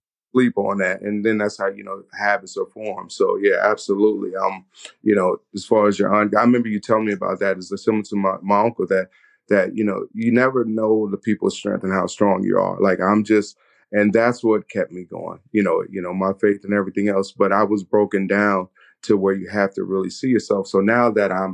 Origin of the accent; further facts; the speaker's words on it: the South, United States; moved away; I'm from the South, and so that traditional eating, the fried foods, the greens